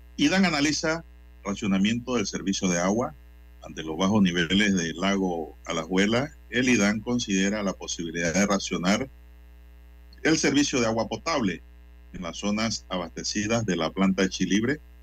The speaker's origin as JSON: {"language": "Spanish", "country": "Panama", "said": "Nosotros como panameños"}